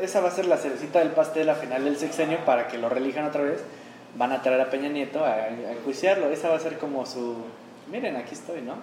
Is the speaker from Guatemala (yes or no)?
no; Mexico; Nosotros los mexicanos